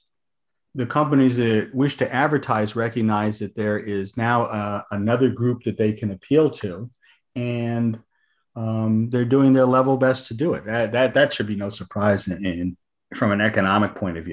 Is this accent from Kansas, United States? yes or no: no; Southern California, United States; moved away as an adult; also born or lived in eastern United States; I grew up in Southern California